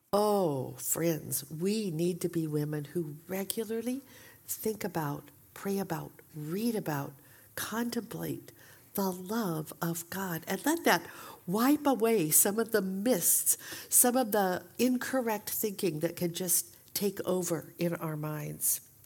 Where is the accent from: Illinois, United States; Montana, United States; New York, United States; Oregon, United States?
Oregon, United States; Portland; moved away as an adult; also born or lived in Saint Paul, Minnesota; we had recently moved back from Saint Paul, Minnesota to Portland, Oregon, my hometown